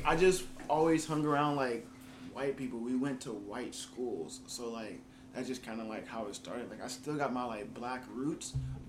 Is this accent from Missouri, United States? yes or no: no; Jacksonville, Florida, United States; I'm from here. Born and raised.